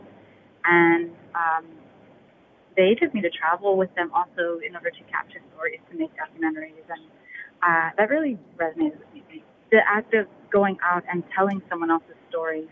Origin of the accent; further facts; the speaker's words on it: New York City, New York, United States; moved away as an adult; now in Washington, D.C., United States; the neighborhoods that I grew up in the Bronx